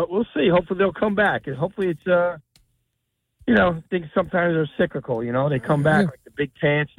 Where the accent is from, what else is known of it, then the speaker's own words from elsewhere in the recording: Lodi, New Jersey, United States; now in Colts Neck, United States; Back in the 80s, right? I grew up in Lodi.